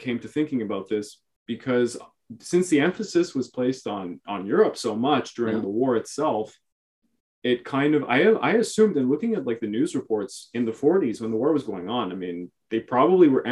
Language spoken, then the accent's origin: English; Canada; us Canadians